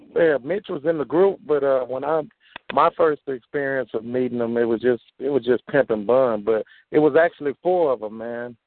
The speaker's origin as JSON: {"language": "English", "town": "Houston", "region": "Texas", "country": "United States", "said": "I'm from the Southwest"}